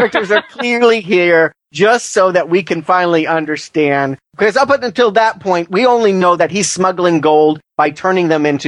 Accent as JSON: {"language": "English", "country": "United States", "said": "as an American"}